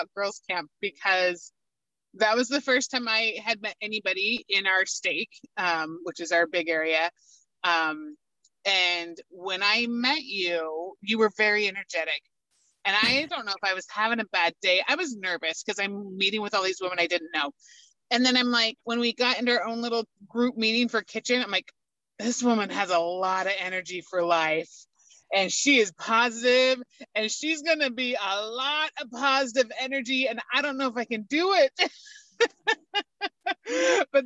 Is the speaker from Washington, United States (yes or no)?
yes; Washougal, Washington, United States; I was 9 days old when they moved us to Washougal, which is where I grew up and lived my entire life